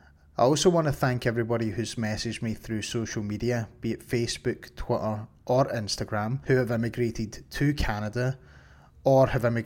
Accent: Glasgow, Scotland, United Kingdom; In June, I was invited to attend a gaming event in my hometown of Glasgow called Insomnia Resonate.

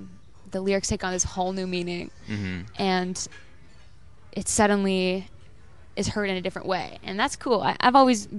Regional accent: North Bay, Ontario, Canada; also born or lived in Timmins / Toronto / Vancouver / Philippines; I was born in Timmins. I grew up in North Bay. Spent some time living in the Philippines, in Jamaica, Southern Ontario.

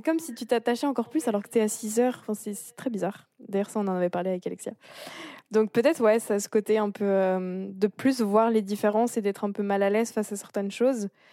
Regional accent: France; moved away as an adult; also born or lived in Montreal, Canada / Switzerland; en tant que Française

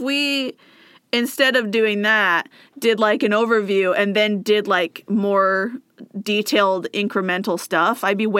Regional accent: United States

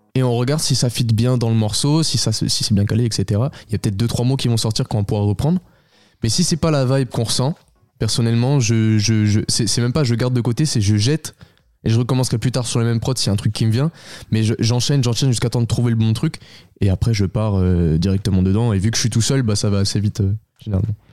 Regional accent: Beaune, Bourgogne-Franche-Comté, France; je suis originaire de Bourgogne

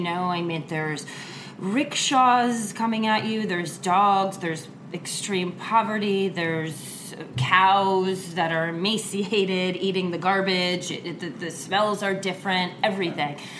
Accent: New York, United States; I'm a New Yorker.

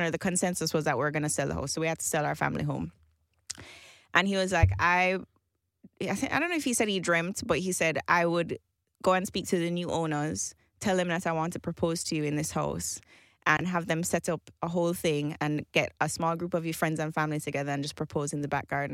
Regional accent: Jamaica; I grew up in Jamaica in this, in the same house my entire life.

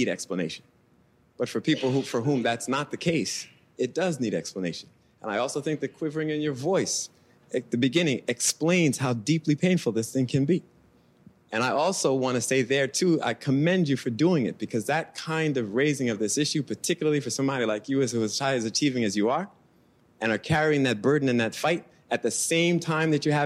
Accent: New York City, New York, United States; I grew up in Brooklyn

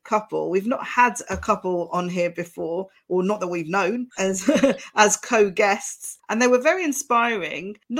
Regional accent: Chigwell, East of England, United Kingdom; the home I grew up in Chigwell

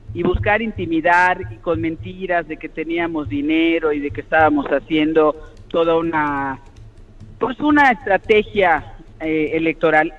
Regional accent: Yucatán, Mexico; yo soy una yucateca cariñosa

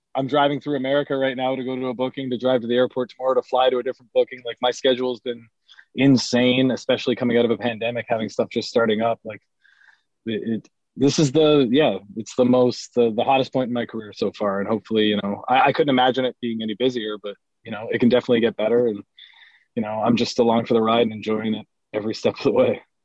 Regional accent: Ontario, Canada; growing up as a Canadian fan

